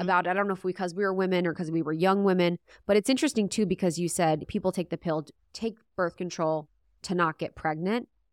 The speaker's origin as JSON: {"language": "English", "region": "Ohio", "country": "United States", "said": "I'm from Ohio"}